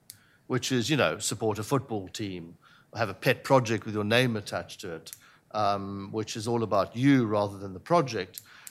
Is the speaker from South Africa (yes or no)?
yes; South Africa; I say this as a South African